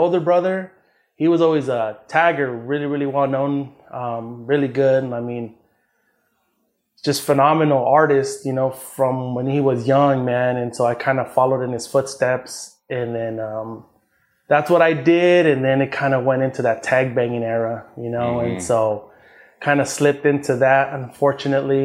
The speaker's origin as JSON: {"language": "English", "town": "Riverside", "region": "California", "country": "United States", "tie": "born or raised there", "said": "I grew up in Riverside, California. Grew up in a small neighborhood called Arlanza"}